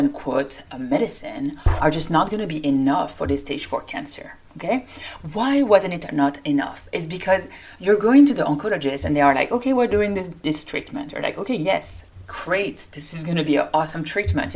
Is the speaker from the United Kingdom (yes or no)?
no; France; accent: French; English is a second language; moved away as an adult; also born or lived in Paris, France / Lyon, France / New York City, United States; now in Denver, United States; I, like my accent indicates, I come from France